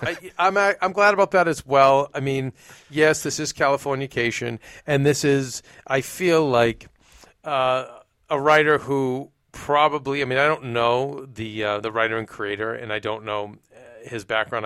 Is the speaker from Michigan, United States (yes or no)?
no; Boston, Massachusetts, United States; moved away; where I grew up in Boston